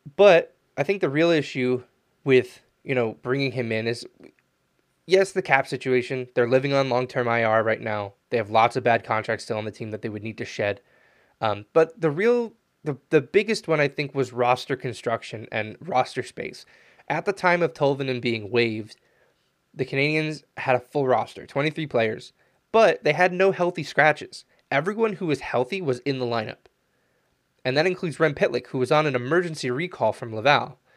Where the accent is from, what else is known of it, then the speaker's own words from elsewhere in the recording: United States; being an American